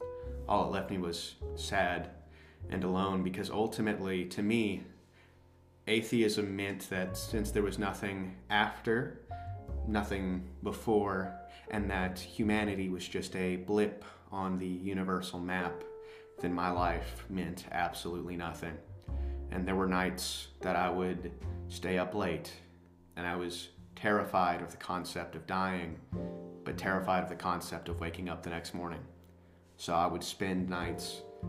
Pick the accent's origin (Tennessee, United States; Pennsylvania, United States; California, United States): Tennessee, United States; born there; also born or lived in Alabama; because I was born in Tennessee and I moved to Alabama after my house had burnt down back there.